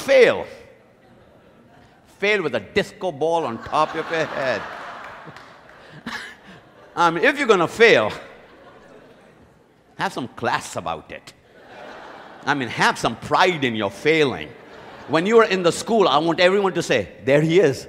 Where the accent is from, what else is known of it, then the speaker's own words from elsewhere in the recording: India; moved away; When I was growing up in India, I went to the best school.